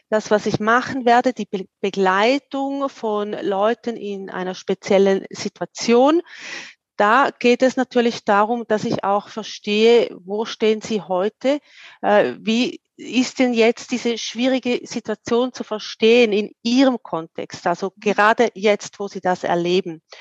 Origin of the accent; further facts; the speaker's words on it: Wil, St. Gallen, Switzerland; Ich komme aus der Ostschweiz, aus dem schönen Wiel in St. Gallen.